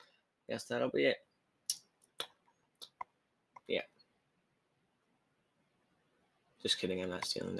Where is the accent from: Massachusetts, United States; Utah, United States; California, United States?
Utah, United States; Provo; born there; now in Austin, United States; I'm from down here in Texas. I was born in Utah, Provo, Utah. Then I moved down here to Austin.